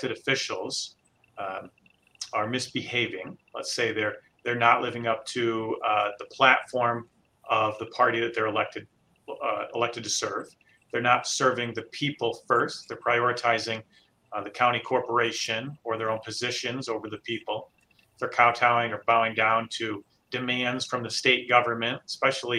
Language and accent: English; Hudsonville, Michigan, United States; grew up in Hudsonville.